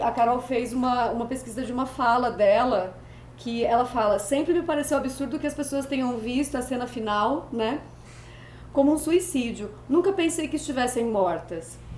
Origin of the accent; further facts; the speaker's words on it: Brazil; eu sou brasileira